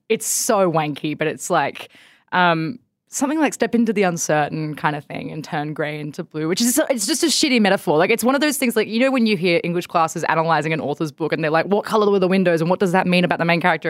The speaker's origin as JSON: {"language": "English", "town": "Bathurst", "region": "New South Wales", "country": "Australia", "tie": "born or raised there", "moved": "as an adult", "said": "I grew up in Bathurst"}